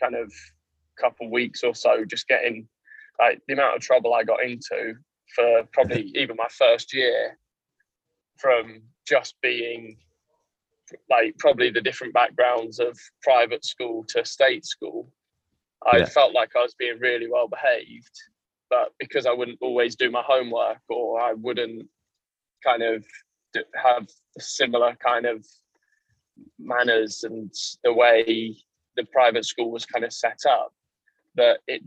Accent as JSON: {"language": "English", "region": "Yorkshire and the Humber", "country": "United Kingdom", "tie": "born or raised there", "also_born_or_lived": "Kent", "accent": "Yorkshire", "moved": "yes", "said": "I was one of the only Yorkshiremen in the school. So I had my accent was a lot stronger than everyone else's"}